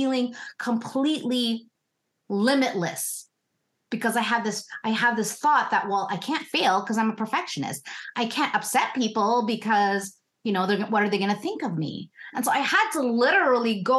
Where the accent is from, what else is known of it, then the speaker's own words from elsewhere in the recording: Philippines; now in Canada; I'm first gen Canadian. I'm from the Philippines.